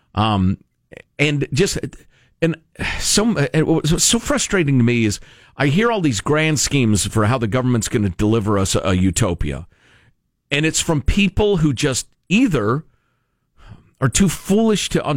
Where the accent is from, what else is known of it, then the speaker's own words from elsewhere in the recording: Chicago, Illinois, United States; moved away as an adult; growing up in Chicagoland. From the time I was a very little kid to when I was a grown man and left the house.